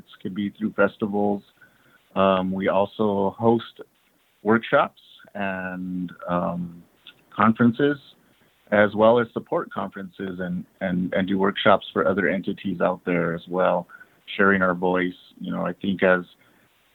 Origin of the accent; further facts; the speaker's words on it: Cochiti Pueblo, New Mexico, United States; now in Albuquerque, United States; I'm from the Pueblo lands of New Mexico, Cochiti Pueblo to be exact